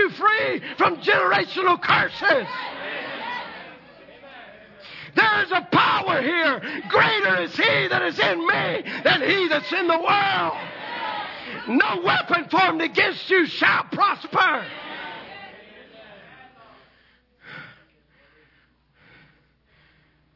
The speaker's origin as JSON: {"language": "English", "region": "the South", "country": "United States", "said": "I'm from the South."}